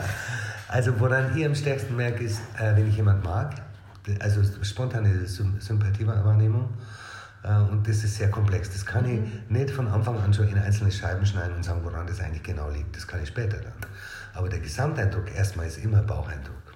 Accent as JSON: {"language": "German", "town": "Regensburg", "region": "Bavaria", "country": "Germany", "tie": "born or raised there", "said": "Ursprünglich aus Regensburg. Born and raised in town"}